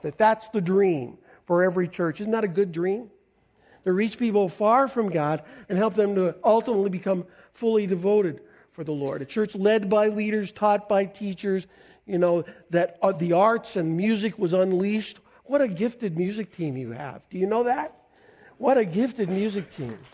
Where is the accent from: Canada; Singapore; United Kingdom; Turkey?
Canada; I'm a Canadian